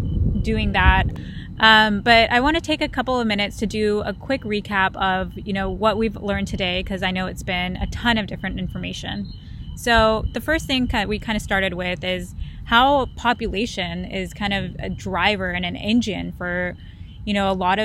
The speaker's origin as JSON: {"language": "English", "country": "India", "said": "I'm from India"}